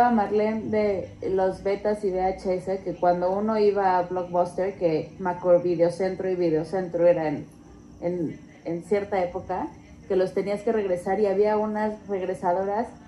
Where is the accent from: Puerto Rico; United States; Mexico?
Mexico; Mexico City; Yo también soy de Pedregal.